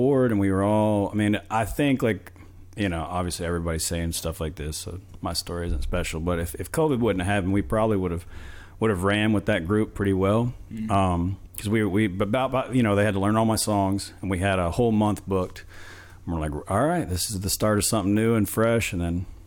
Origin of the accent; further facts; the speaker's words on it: Moody, Texas, United States; now in Dallas, United States; we're both from Moody over there